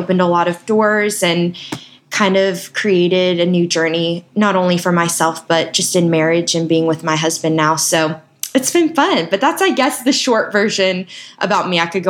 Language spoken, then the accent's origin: English; Nashville, Tennessee, United States; my dad finally retired, settled down, and I grew up right outside Nashville in Tennessee. Went to school at Belmont University in Nashville and studied nursing.